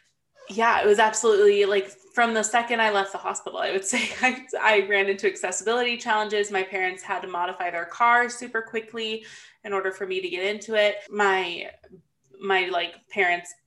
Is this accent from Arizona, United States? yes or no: yes; Phoenix, Arizona, United States; also born or lived in California / Gilbert, Arizona; I've lived in the Phoenix area my whole life. Basically, I was born in California, but I only spent a couple weeks there before my parents moved.